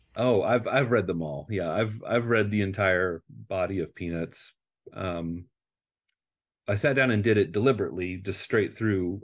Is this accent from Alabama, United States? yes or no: no; Nebraska, United States; moved away as an adult; now in California, United States; I grew up in Nebraska